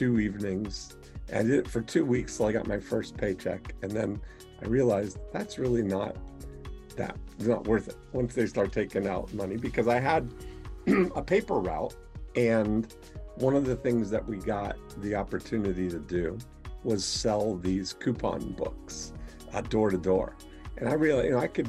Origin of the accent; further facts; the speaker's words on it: Canada; I was born in Canada on a U.S. Air Force base to a Canadian mother and a U.S. father